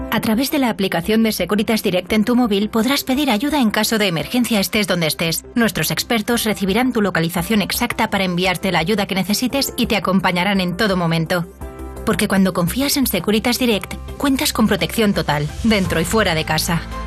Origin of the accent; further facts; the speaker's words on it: Barcelona, Catalonia, Spain; yo soy de Barcelona